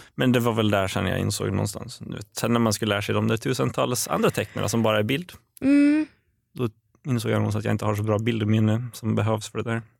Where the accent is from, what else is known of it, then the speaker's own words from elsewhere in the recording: Åland Islands; also born or lived in Eskilstuna; now in Stockholm, Sweden; jag kommer från Åland överlag och vi kanske är lite gnälliga